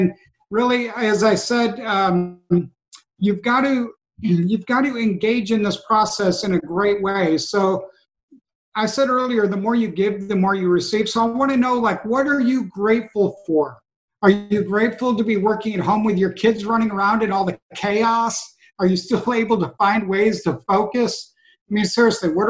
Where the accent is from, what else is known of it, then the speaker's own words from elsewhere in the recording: Western New York, United States; now in Virginia, United States; I'm from Western New York, but I live in Virginia now